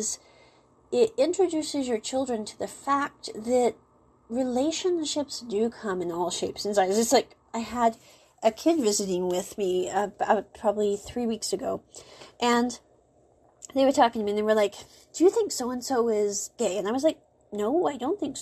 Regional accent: United States; moved away; the U.S., for example, where I came from.

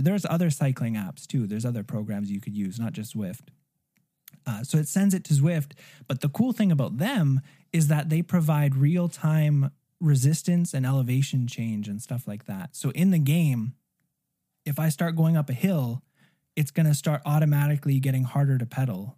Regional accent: Arizona, United States; moved away as an adult; now in Greater Toronto Area, Canada; I didn't grow up in Canada. I grew up in Arizona where people have never seen ice skates

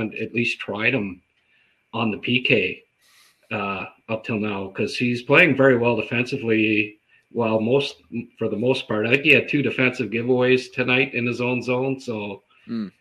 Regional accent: Renfrew, Ontario, Canada; I grew up in Renfrew, and it's, you know, Valley towns, right? Ottawa Valley

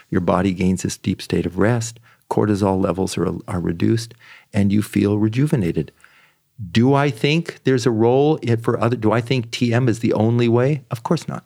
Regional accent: San Francisco Bay Area, California, United States; also born or lived in Washington, D.C.; I was born in Washington, D C. I grew up in the San Francisco Bay Area.

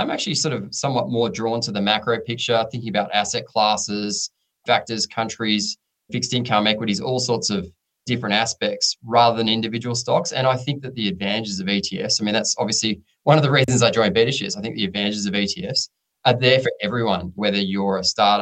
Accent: Perth, Western Australia, Australia; I was in my childhood years in the 80s, and I grew up in Perth.

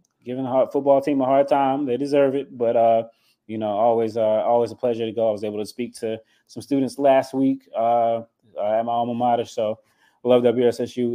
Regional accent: North Carolina, United States; I'm from North Carolina. I'm a North Carolina guy.

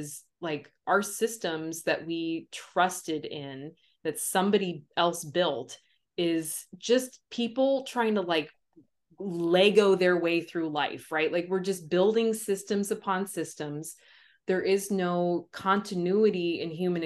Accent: United States; my perspective as being American. Like, love it, hate it, all of the things that I feel around being born here

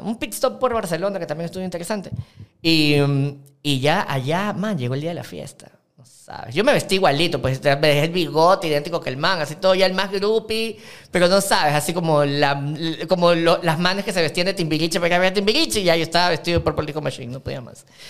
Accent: Ecuador; como todo ecuatoriano

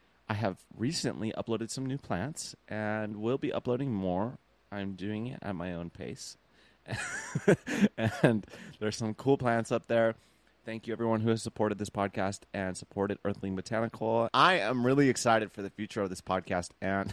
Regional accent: Long Beach, California, United States; I was born in Long Beach. I'm still in Long Beach.

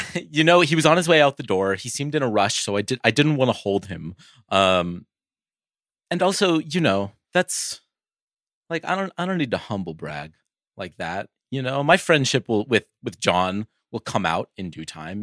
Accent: Oakland, California, United States; I'm from Oakland

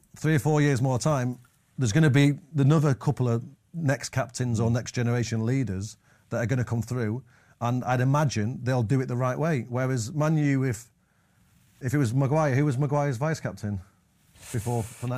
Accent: Manchester, North West England, United Kingdom; growing up in Manches-, Manchester

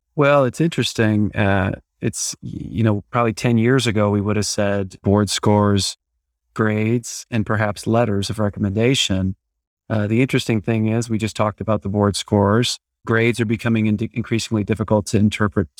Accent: Iowa, United States; moved away as an adult; now in Dallas, United States; I'm originally from Iowa, uh, went to medical school there

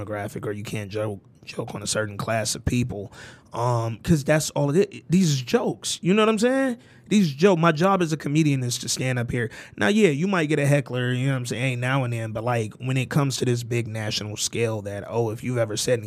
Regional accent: Alabama, United States; I'm from down south. I'm from Alabama

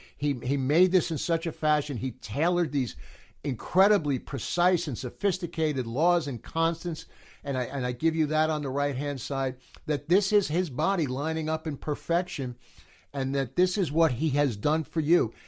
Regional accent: United States; being an American

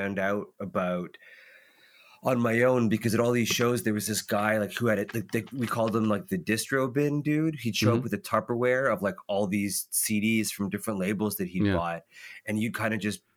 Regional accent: Caledon, Ontario, Canada; now in Toronto, Canada; outside of Toronto is a little town called Caledon, Ontario, which is lots of like horse farms and cornfields and cow fields. And I grew up out there.

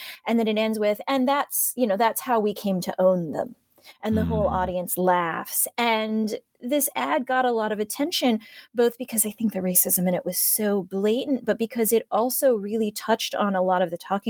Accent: Ohio, United States; Now, I come from Ohio, but because my parents are immigrants, they came from Hong Kong, and because I'm a Chinese American, that's how I identify

